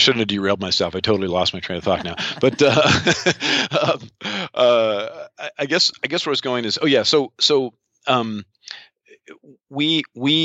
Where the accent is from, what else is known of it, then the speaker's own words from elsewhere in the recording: outside of New York, United States; moved away as an adult; also born or lived in Seattle, United States / London, United Kingdom; now in Estonia; I'm an American. I grew up outside of New York, lived 22 years in Seattle.